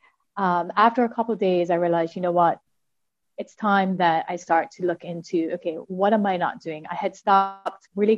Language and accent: English; Bermuda; I am from Bermuda